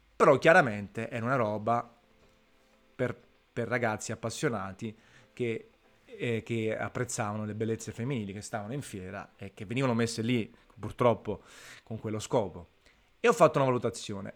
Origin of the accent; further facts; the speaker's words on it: Naples, Campania, Italy; sono di Napoli